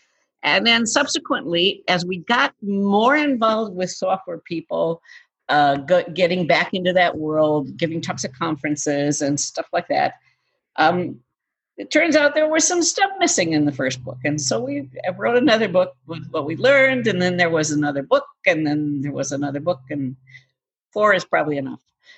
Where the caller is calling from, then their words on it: Eden Prairie, Minnesota, United States; So we're calling from Eden Prairie, Minnesota, which is a suburb of Minneapolis.